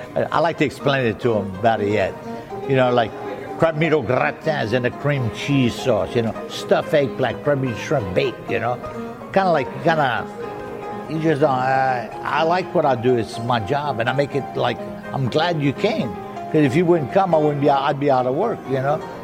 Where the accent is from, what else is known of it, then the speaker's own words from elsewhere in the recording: the Bayou, South Louisiana, United States; first language French; English is a second language; I'm from the Bayou